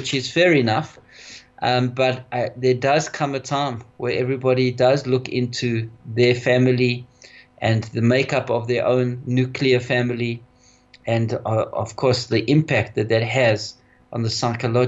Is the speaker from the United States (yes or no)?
no; South Africa; for us Jews in South Africa, primarily, we come from Lita, we come from Lithuania, and that's where our roots are